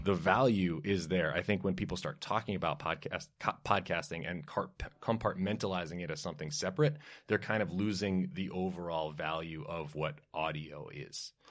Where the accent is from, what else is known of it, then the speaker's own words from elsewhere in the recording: New York City, New York, United States; I grew up in Brooklyn, New York, and love country music